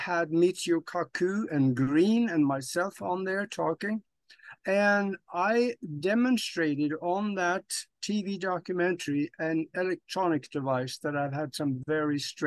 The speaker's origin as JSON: {"language": "English", "country": "Norway", "tie": "born or raised there", "moved": "as an adult", "lives_now": "United States", "said": "I was born and raised in Europe on a farm back in Norway. And I didn't want to be a farmer. So at the age of 25, I left Norway, came to the United States"}